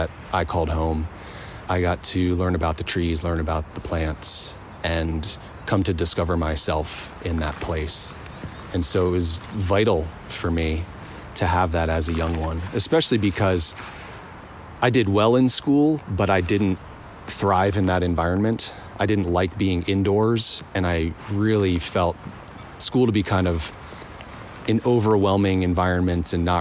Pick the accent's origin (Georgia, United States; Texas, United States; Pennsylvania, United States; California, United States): Pennsylvania, United States; eastern; now in Montana, United States; I grew up in the countryside of Pennsylvania, so pretty far east Pennsylvania, the eastern woodlands there